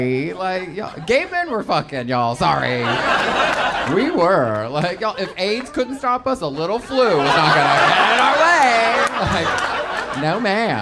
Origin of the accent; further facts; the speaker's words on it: Texas, United States; I'm from Texas